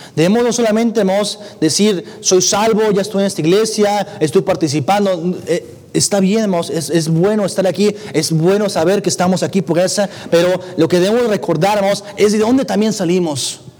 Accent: Ciudad Acuña, Coahuila, Mexico; now in Monterrey, Mexico; yo radico en Monterrey, pero nací en Coahuila

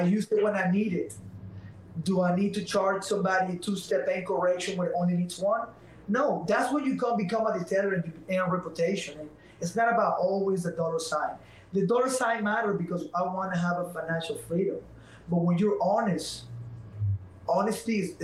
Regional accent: Venezuela; English is a second language; now in United States; I'm not Mexican. I'm from Venezuela.

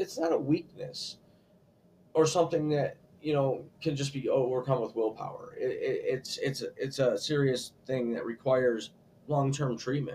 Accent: United States; I'm an American.

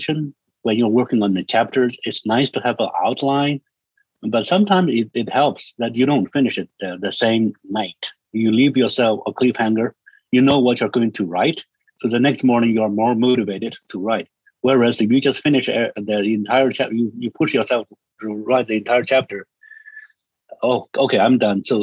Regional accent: China; English is a second language; moved away; I'm from China

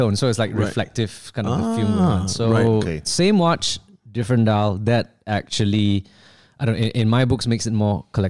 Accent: Malaysia; that was quite a staple for us being Chinese Malaysian.

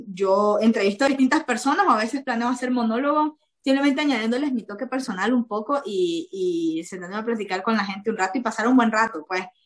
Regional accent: Nicaragua; moved away; podría estar en mi país con una carrera universitaria como debería ser

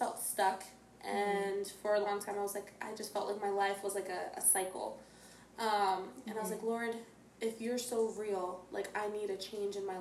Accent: Bethlehem, Pennsylvania, United States; moved away as an adult; now in Tampa, United States; Originally from Bethlehem, Pennsylvania

